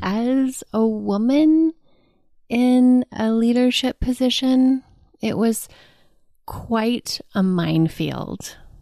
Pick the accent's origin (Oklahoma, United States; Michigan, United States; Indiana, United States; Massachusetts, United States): Oklahoma, United States; Del City; I grew up in a suburb of Oklahoma City called Dell City